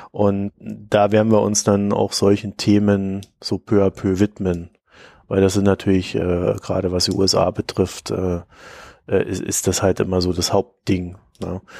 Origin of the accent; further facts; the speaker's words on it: East Germany, Germany; born there; Ja, und ich, weißt du, ich bin in der DDR geboren.